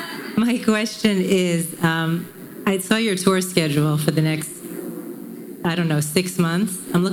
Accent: Long Island, New York, United States; I'm from Long Island, too.

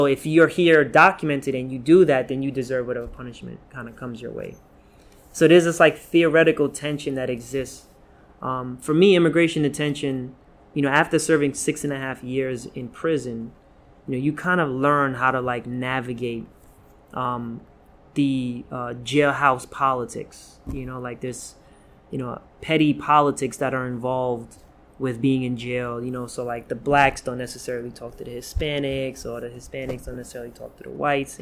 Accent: New York City, New York, United States; also born or lived in Guyana; We grew up in South Jamaica, Queens

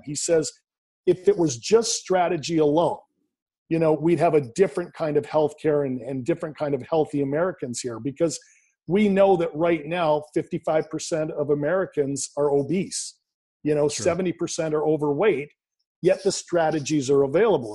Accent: Canada; born and raised in Canada, I currently live in Vancouver, British Columbia, Canada

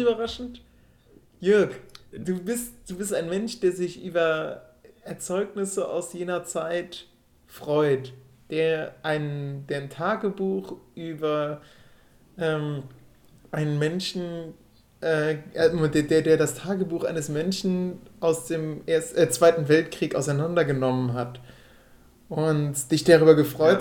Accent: Rhineland, Germany; moved away; dass ich von denen als Rheinländer wahrgenommen werde

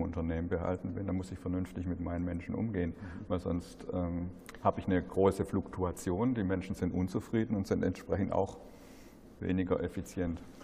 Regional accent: Black Forest, Baden-Württemberg, Germany; ich komme ja aus dem Schwarzwald

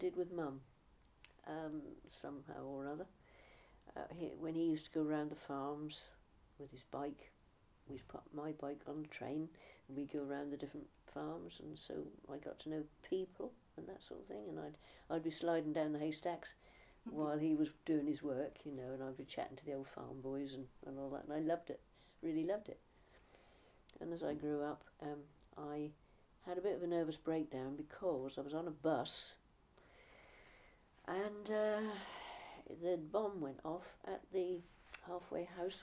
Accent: Norfolk, East of England, United Kingdom; also born or lived in Streatham, London; I was about 6 weeks old when I was brought here from London, from Streatham, where I was born. Yeah, there you are. And so I do definitely consider myself to be a native of Norfolk

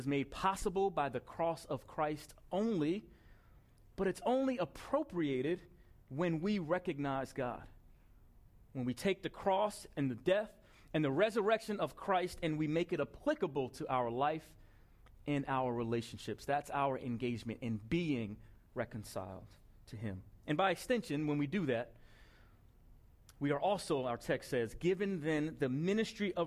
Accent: Long Island, New York, United States; I grew up in Long Island, the son of two parents who were born in the Deep South, raised in Harlem, New York

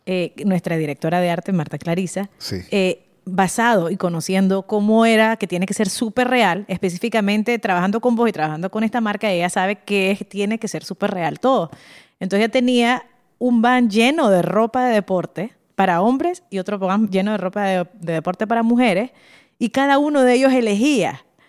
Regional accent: Nicaragua; somos nicas. O sea, eso es Nicaragua

